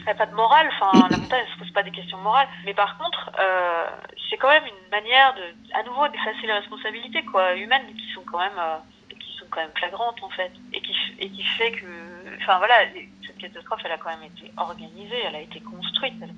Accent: Thônes, Auvergne-Rhône-Alpes, France; moved away as an adult; also born or lived in Annecy / Villefontaine; on vivait pas loin, hein, parce que moi j'ai grandi à Tône

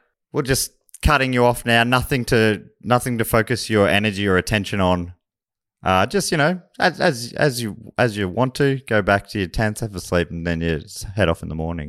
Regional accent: Charlton, Victoria, Australia; also born or lived in Kyneton; Well, I picked up a lot of this accent in Charlton, actually, where I moved from Kyneton. They're the formative years. Start of primary school.

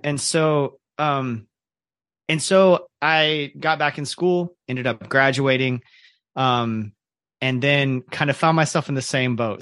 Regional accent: Ocala, Florida, United States; also born or lived in Kentucky / Jacksonville, Florida; now in Orlando, United States; I grew up in Central Florida

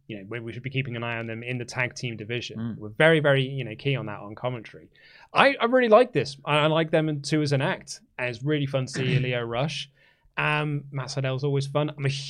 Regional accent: Newcastle, North East England, United Kingdom; I'm going to do that bigger and then get myself a Greggs afterwards because I'm from Newcastle. I was trying to think of doing a really good I couldn't think of my in word for the Newcastle accent.

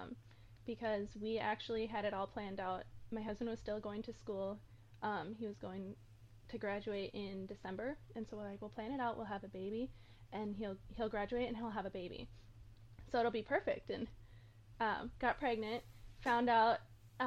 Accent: Minnesota, United States; moved away as an adult; I am from Minnesota.

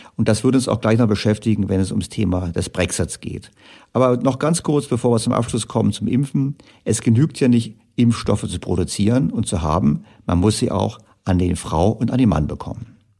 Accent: Germany; für uns Deutsche

